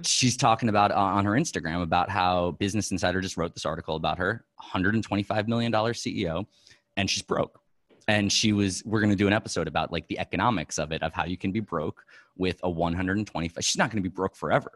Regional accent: New York, United States; also born or lived in Los Angeles; I'm a New Yorker, like, my whole life

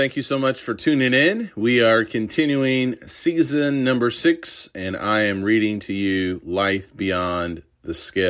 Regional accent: Urbana, Illinois, United States; I grew up in Urbana, Illinois, home of the Fighting Illini.

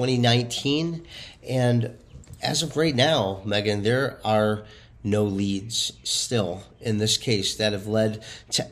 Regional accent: Rocky River, Ohio, United States; in my hometown

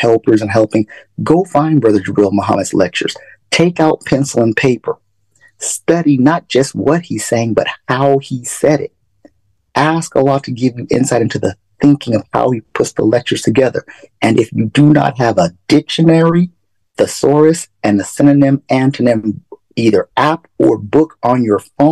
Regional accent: Phoenix, Arizona, United States; moved away; I grew up in Phoenix from the beginning of the rebuilding effort

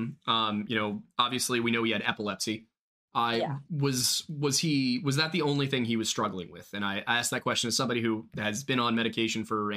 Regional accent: Delaware County, Pennsylvania, United States; I grew up on the Delaware County line with Radnor right there

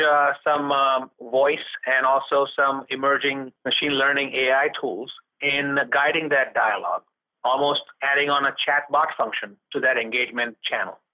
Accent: India; moved away as an adult; also born or lived in Connecticut / New York; now in United States; growing up in India

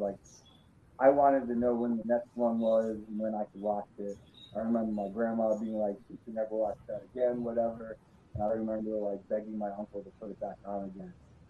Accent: New York, United States; I grew up in the World Class Championship in AWA. So I've seen all of the wrestling in New York growing up

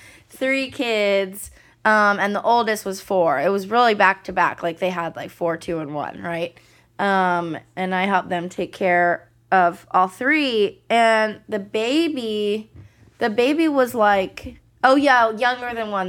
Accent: the Bay Area, California, United States; In the Bay

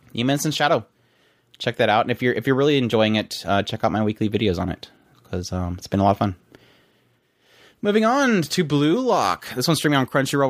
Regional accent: United States; I'm American.

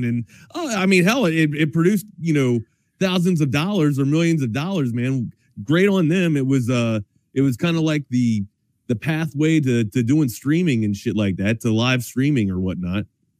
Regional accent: Brunswick, Maryland, United States; Okay, Brunswick, you see the sign that says Brunswick, Burkittsville? I'm 5 minutes from the Blair Witch Project.

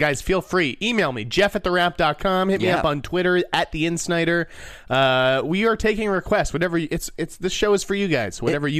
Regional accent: Needham, Massachusetts, United States; He's from Sudbury, and I was from Needham.

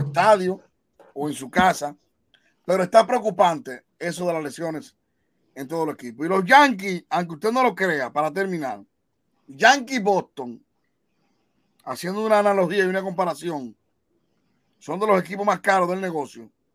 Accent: Monseñor Nouel, Dominican Republic; el senador de mi pueblo, Héctor Acosta, el Torito

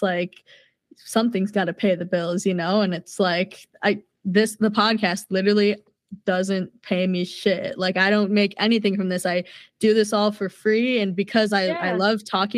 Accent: Minnesota, United States; I'm from Minnesota

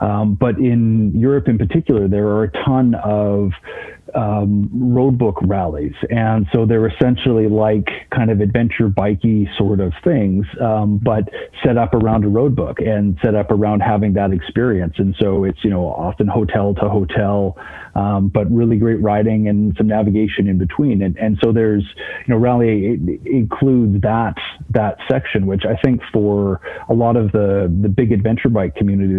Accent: American Southwest, United States; I grew up in the American Southwest

